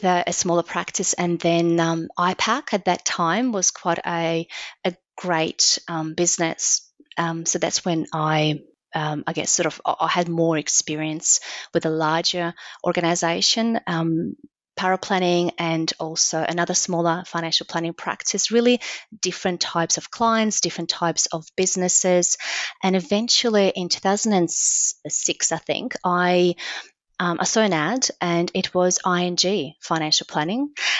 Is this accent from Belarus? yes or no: yes; Belarus; born there; English is a second language; moved away as an adult; I'm from Belarus, which is a small, very small country in Eastern Europe. It used to be part of the Soviet Union. So I was born there, and I left when I was 21.